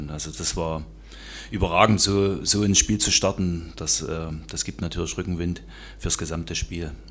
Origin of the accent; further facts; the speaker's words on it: Saxony, Germany; moved away